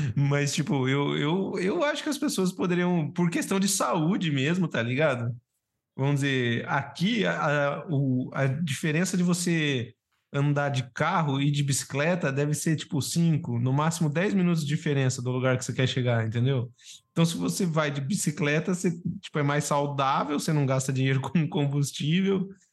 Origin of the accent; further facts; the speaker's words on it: Brazil; eu como brasileiro